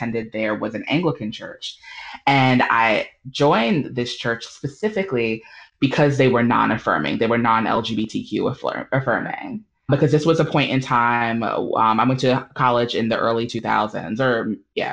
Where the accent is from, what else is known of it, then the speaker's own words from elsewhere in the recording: New York City, New York, United States; moved away as an adult; now in Durham, United States; I grew up in the Black Baptist Church, Missionary Baptist to be more specific, in New York City. So I'm a New Yorker, a native New Yorker